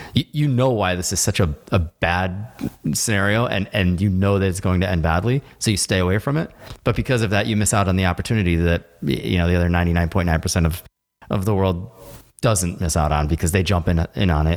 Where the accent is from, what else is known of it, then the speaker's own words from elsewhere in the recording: United States; as an American